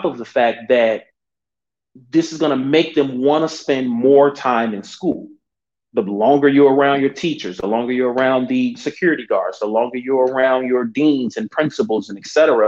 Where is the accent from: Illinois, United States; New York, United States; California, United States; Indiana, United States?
Illinois, United States; Chicago; I'm from Chicago. We are in Chicago.